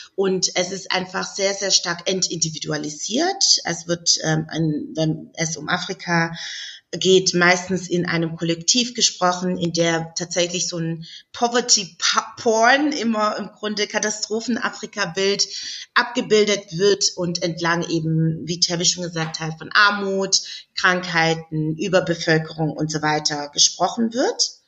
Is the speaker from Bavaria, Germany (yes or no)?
no; Stuttgart, Baden-Württemberg, Germany; Ich komme ja aus Stuttgart